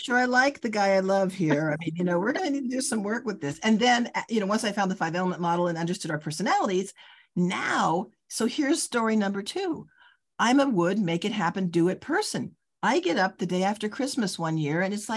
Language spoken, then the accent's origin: English; Los Angeles, California, United States; moved away as an adult; also born or lived in Chicago; LA, which is, you know, where I grew up